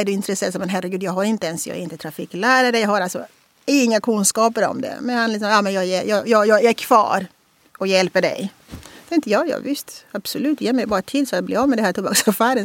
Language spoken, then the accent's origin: Swedish; Angola; Swedish is a second language; moved away as an adult; now in Sweden; komma från Angola